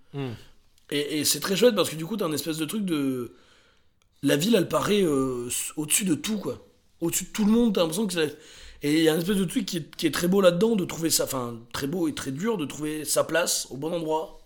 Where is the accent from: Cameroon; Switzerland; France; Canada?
France; en tant que Français qui a vu ça quand j'avais 18-20 ans